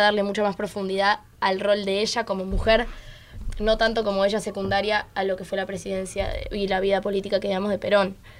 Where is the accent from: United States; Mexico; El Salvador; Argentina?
United States; Boston, Massachusetts; Nací en Boston, en Massachusetts